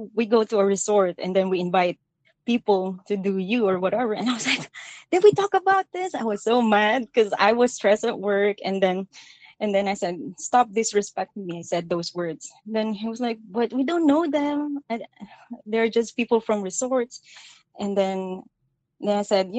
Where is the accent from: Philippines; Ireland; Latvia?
Philippines; moved away; I grew up in the Philippines